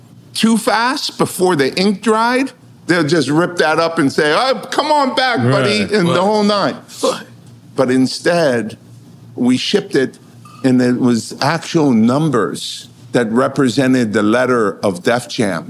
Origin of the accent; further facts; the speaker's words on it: Los Angeles, California, United States; and I'm from Los Angeles.